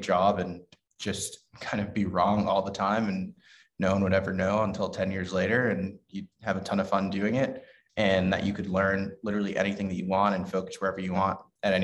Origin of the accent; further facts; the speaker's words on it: New York City, New York, United States; I grew up in the Bronx in New York City